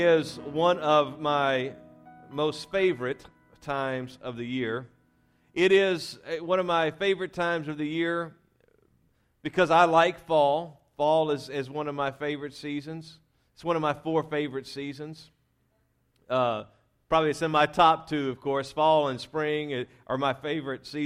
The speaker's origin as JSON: {"language": "English", "region": "Louisiana", "country": "United States", "tie": "born or raised there", "said": "we were raised in Louisiana"}